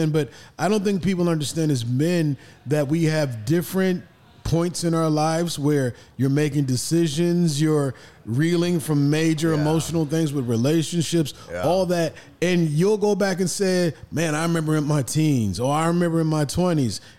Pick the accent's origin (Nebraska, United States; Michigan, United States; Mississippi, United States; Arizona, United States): Nebraska, United States; We see, I'm from Nebraska.